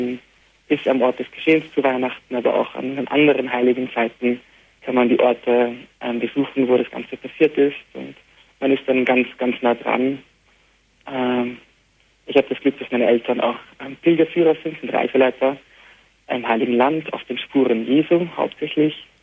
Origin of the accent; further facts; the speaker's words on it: Beit Jala, West Bank, Palestine; first language Arabic; German is a second language; also born or lived in Jerusalem; Ich bin in Jerusalem geboren. Du bist in Jerusalem geboren. Genau, und in Bethlehem aufgewachsen. Und zwar in Bejala, das ist ein Nachbarort von Bethlehem, sozusagen wie eine Zwillingsstadt.